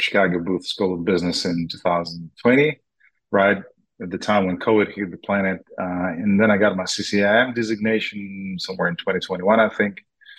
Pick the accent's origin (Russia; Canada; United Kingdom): Russia; Moscow; also born or lived in Israel; now in Boca Raton, United States; We lived in Israel for a while. Yes, Mike, you're right. Originally, we're from Moscow, Jewish family that moved around the world. And now we settled here in Miami area in Boca Raton.